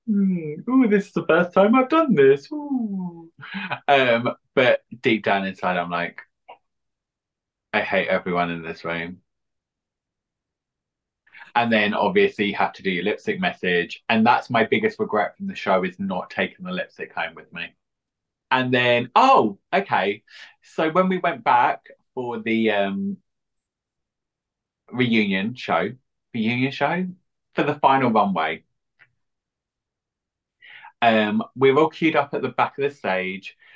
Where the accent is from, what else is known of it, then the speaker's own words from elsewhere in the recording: East of England, United Kingdom; now in London, United Kingdom; Originally from Essex, but now I'm in East London.